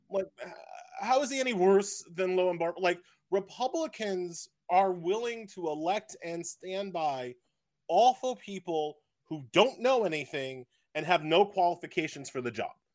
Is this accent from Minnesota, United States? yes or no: no; Long Island, New York, United States; I am a born and bred Long Islander